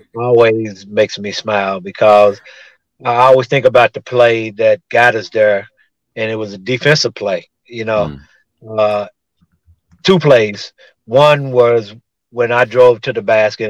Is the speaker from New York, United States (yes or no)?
no; Tulsa, Oklahoma, United States; my hometown of Tulsa, Oklahoma